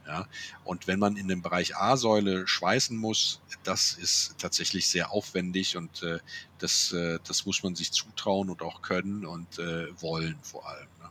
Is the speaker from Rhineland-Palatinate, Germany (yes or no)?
yes; Andernach, Rhineland-Palatinate, Germany; Ich komme ja aus Andernach, ja, dem schönen Andernach, äh, der Bäckerjungenstadt am Rhein zwischen Koblenz und Bonn